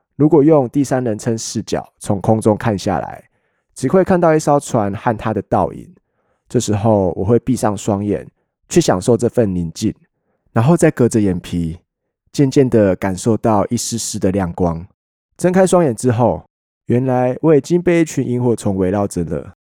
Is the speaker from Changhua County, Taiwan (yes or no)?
no; Hualien County, Taiwan; also born or lived in Kaohsiung; 我是后三的孩子，虽然我出生在高雄，但花莲永远都会是我所认同的家。我在后三学习到了很多都市学不到的东西